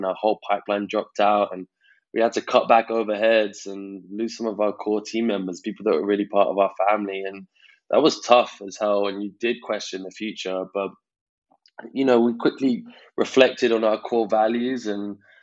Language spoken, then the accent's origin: English; London, United Kingdom; I'm 29 from London.